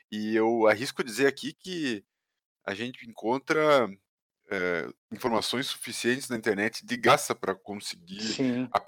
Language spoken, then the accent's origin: Portuguese; Goiânia, Goiás, Brazil; moved away as an adult; also born or lived in São Paulo; Sou, sou de Goiânia.